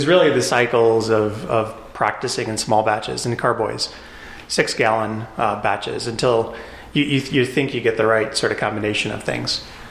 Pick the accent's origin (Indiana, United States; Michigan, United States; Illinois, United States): Illinois, United States; Chicago; also born or lived in Japan / Europe; now in Colorado, United States; So I'm originally from Chicago, but I lived in Japan, I lived in Europe, I lived all over the U.S., but I moved out to Colorado in 2001.